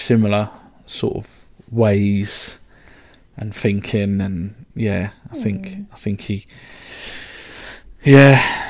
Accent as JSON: {"language": "English", "town": "Reading", "region": "South East England", "country": "United Kingdom", "tie": "born or raised there", "also_born_or_lived": "London", "said": "I was born in London, but raised in Reading"}